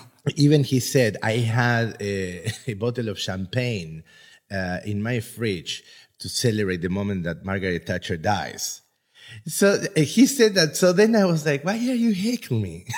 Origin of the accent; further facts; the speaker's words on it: Buenos Aires, Argentina; now in Budapest, Hungary; I am from Argentina